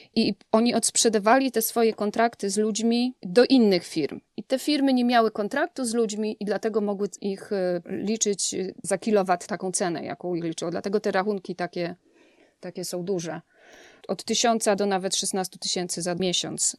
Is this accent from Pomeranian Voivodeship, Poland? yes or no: no; Leżajsk, Subcarpathian Voivodeship, Poland; moved away as an adult; now in Houston, United States; Obydwoje jesteśmy z Leżajska, z Podkarpacia